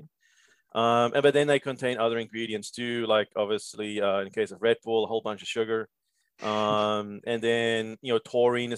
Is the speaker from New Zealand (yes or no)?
no; Cape Town, Western Cape, South Africa; moved away as an adult; also born or lived in Georgia / Pittsburgh; now in United States; I'm actually originally from Cape Town, South Africa. Came to the States in 2005 on a tennis scholarship.